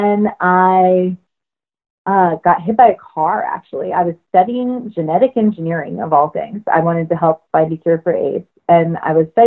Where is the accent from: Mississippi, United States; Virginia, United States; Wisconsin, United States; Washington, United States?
Washington, United States; moved away; I grew up in Washington State, and I grew up in the woods